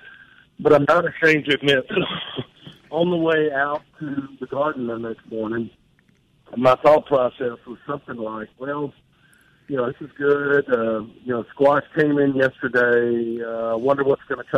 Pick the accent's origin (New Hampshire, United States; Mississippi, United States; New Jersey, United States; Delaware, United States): Mississippi, United States; I'm from Mississippi